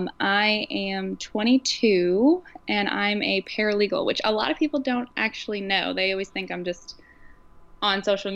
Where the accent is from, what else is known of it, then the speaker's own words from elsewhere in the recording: Virginia Beach, Virginia, United States; So I grew up in Virginia Beach. My family moved here. My dad was in the Navy, shocker.